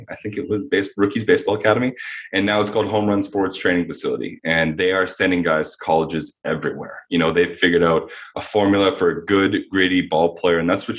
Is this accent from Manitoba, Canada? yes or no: yes; Winnipeg, Manitoba, Canada; moved away as an adult; But I'm very thankful about growing up in Winnipeg, though, man.